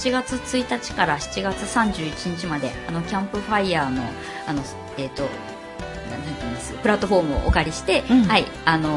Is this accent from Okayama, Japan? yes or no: no; Yokohama, Kanagawa, Japan; 横浜育ち